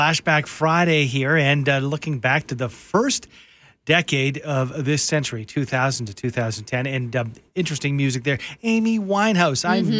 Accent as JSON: {"language": "English", "town": "Calgary", "region": "Alberta", "country": "Canada", "tie": "born or raised there", "moved": "as an adult", "said": "I guess I moved back to Calgary. Calgary's my hometown."}